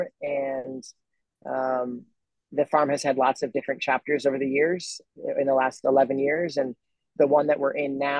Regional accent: just outside Los Angeles, Southern California, United States; moved away as an adult; also born or lived in Santa Barbara; now in Hawaii, United States; I was born in California. I grew up in Southern California, just outside Los Angeles

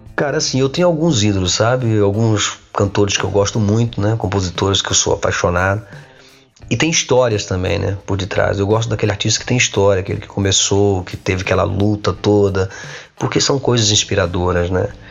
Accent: Coronel Fabriciano, Minas Gerais, Brazil; moved away as an adult; now in Portugal; eu costumo responder que não sou brasileiro, eu sou mineiro

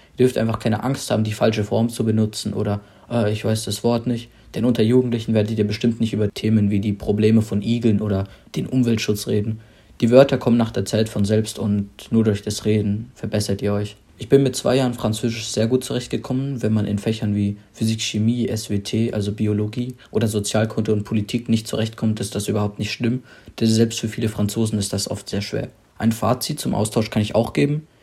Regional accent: Germany; ich komme aus Deutschland

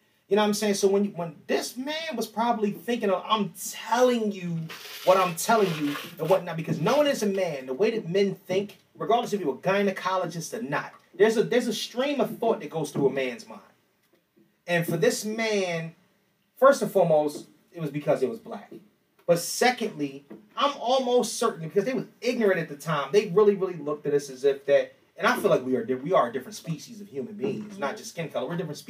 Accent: Philadelphia, Pennsylvania, United States; I was born in Jefferson Hospital.

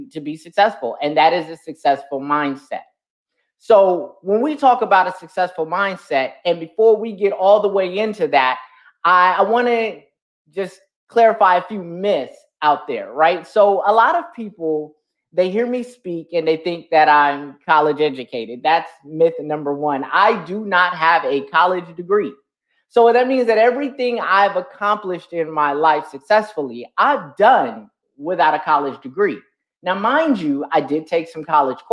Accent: San Bernardino, California, United States; I come from San Bernardino, California. That's where I'm born and raised

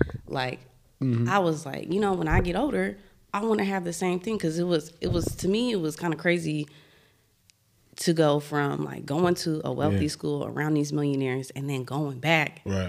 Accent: Marin City, California, United States; also born or lived in San Francisco; Born in the city, but okay. raised in Marin City.

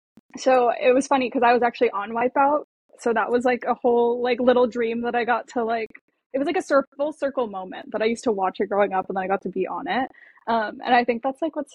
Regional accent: San Diego, California, United States; I am from San Diego, California. I was born and raised there

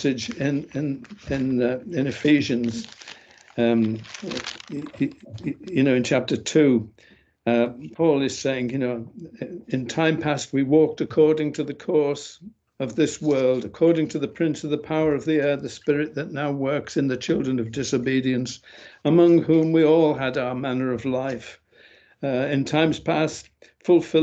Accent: England, United Kingdom; I'm from England

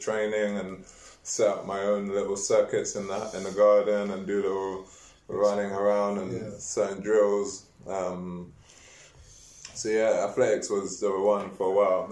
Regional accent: London, United Kingdom; also born or lived in Hammersmith / Chingford / Tottenham; I was born in Hammersmith, grew up in Hackney with a twist of, with a bit of Chingford and Tottenham Seven Sisters in there.

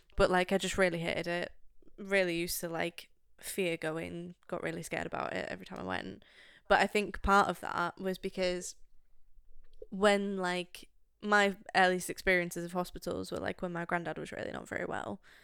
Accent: United Kingdom; as a Brit

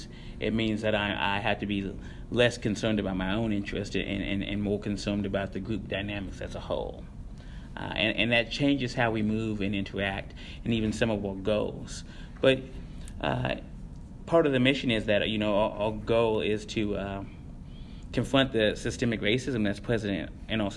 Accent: Columbus, Indiana, United States; also born or lived in Seymour, Indiana; now in Bloomington, United States; I am from Indiana. I was born in Columbus, Indiana. I started high school there, graduated from Seymour, Indiana.

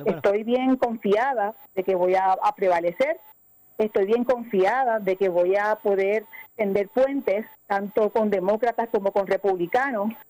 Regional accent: Puerto Rico; los puertorriqueños ciudadanos americanos que nos quedamos aquí en esta tierra

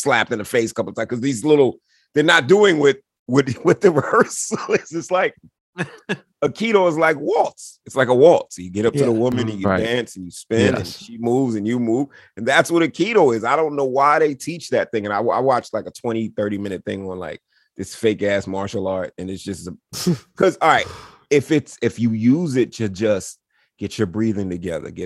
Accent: New York City, New York, United States; That's the New Yorker in me, in us

